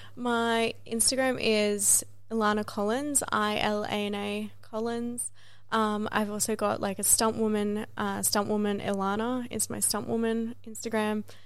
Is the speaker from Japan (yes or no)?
no; Australia